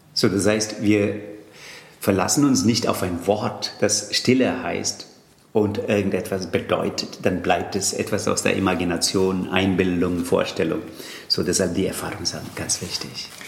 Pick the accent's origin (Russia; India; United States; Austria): India; Tamil Nadu; first language Tamil; German is a second language; now in Germany; Allerdings komme ich aus äh, Tamil Nadu.